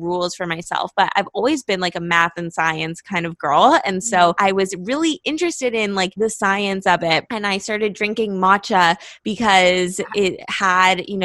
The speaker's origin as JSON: {"language": "English", "town": "Los Angeles", "region": "California", "country": "United States", "moved": "as an adult", "lives_now": "Miami, United States", "said": "I'm from Los Angeles"}